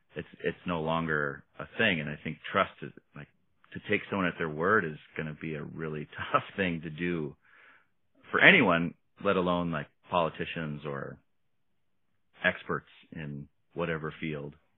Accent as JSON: {"language": "English", "town": "Oshkosh", "region": "Wisconsin", "country": "United States", "tie": "born or raised there", "moved": "yes", "lives_now": "Minneapolis, United States", "said": "to grow up where we grew up in Oshkosh"}